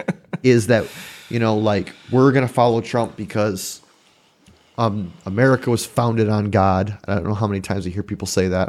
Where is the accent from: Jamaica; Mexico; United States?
United States; I'm American